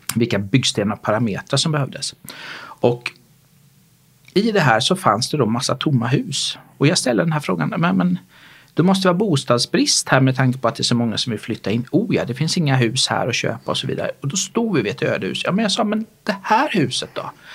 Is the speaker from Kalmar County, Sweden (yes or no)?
yes; Småland, outside Kalmar, Kalmar County, Sweden; moved away; also born or lived in Gothenburg, Sweden / Malmö, Sweden / Lund, Sweden / Stockholm, Sweden; Jag är smålänning utanför Kalmar från början